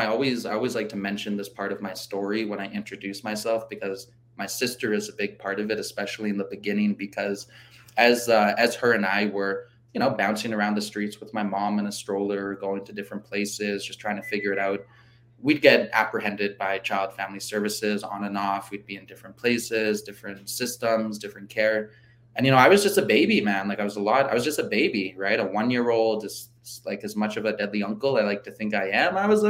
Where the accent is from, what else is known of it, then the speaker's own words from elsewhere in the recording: Regina, Saskatchewan, Canada; also born or lived in Carry the Kettle / Mexico; I was born in Regina in 1995, so I'm 27 years old.